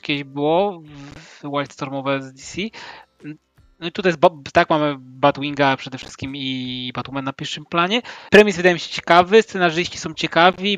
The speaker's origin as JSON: {"language": "Polish", "town": "Łódź", "region": "Łódź Voivodeship", "country": "Poland", "said": "pochodzę z Łodzi, miasta w, w Łukniarzy i Włókniarek"}